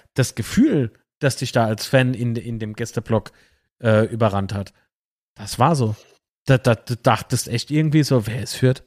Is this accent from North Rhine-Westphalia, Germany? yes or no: no; Kaiserslautern, Rhineland-Palatinate, Germany; wir sind Lauterer, ja, Kaiserslauterer hier aus Lautern